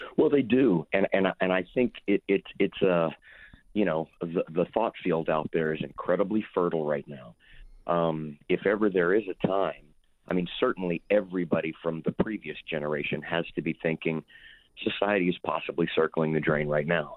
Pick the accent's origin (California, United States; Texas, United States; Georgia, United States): Texas, United States; Houston; also born or lived in Lake Charles, Louisiana / Los Angeles; I was born in Lake Charles, Louisiana, grew up in Houston, uh, from when I was three years old all through college